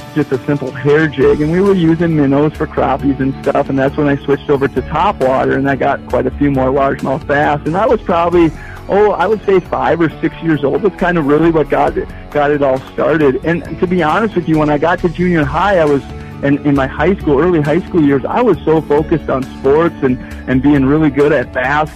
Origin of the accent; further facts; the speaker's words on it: Winthrop, Minnesota, United States; moved away as an adult; also born or lived in Bemidji, Minnesota; now in Park Rapids, United States; I'm originally from southern Minnesota, a small town called Winthrop